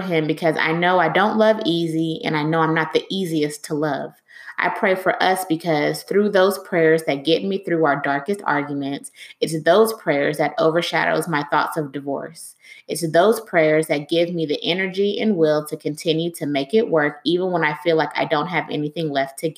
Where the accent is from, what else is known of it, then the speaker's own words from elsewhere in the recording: Miami, Florida, United States; I was born in Miami to a Jamaican mother and a Nigerian father